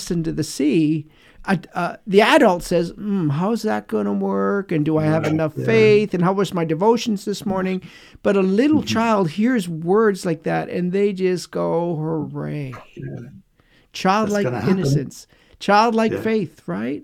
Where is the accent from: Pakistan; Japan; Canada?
Canada; us growing up in Canada